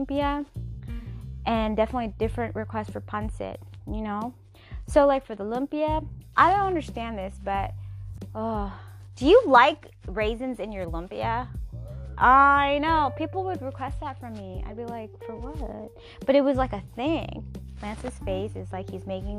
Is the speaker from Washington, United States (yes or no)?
yes; Seattle, Washington, United States; now in California, United States; I was born and raised in Seattle, Washington, United States of America